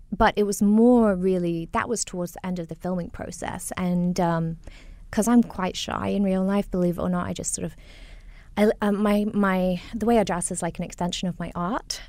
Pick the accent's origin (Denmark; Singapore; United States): Singapore; accent: mishmash of both my parents; also born or lived in Nottingham, United Kingdom; growing up in Singapore or in the U K, um, 'cause I majored in the U K, I went to Nottingham U, University of Nottingham